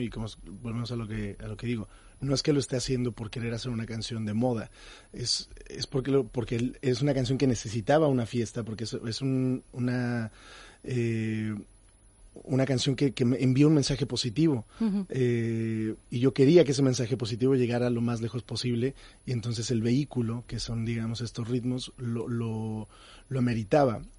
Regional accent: Mexico; como mexicano

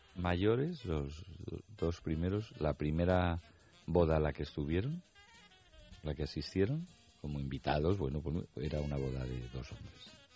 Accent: Madrid, Community of Madrid, Spain; cuando éramos pequeños y en Madrid nevaba, que no se iba ni al cole

